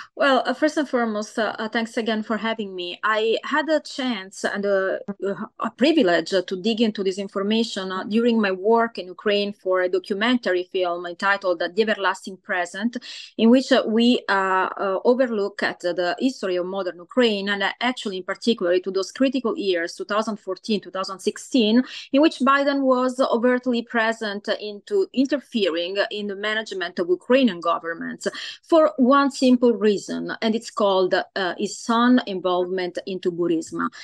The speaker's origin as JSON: {"language": "English", "country": "Italy", "moved": "yes", "lives_now": "Los Angeles, United States", "said": "I am uh, Italian origin"}